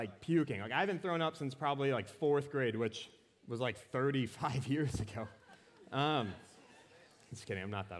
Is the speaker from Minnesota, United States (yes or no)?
yes; Anoka, Minnesota, United States; Anoka, Minnesota. It's my hometown.